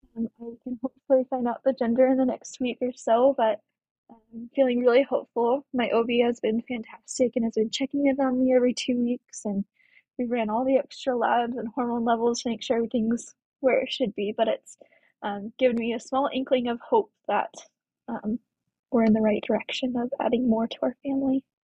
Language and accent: English; Colorado, United States; moved away as an adult; now in Spanish Fork, United States; I currently live in spanish Fork, Utah, but I'm originally from Colorado.